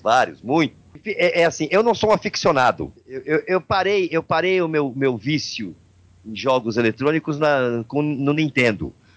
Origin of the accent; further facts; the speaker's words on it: Brazil